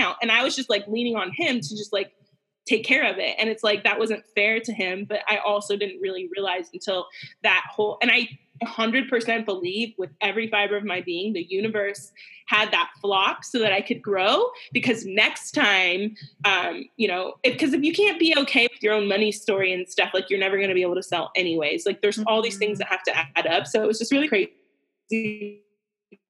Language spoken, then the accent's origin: English; United States; I'm an American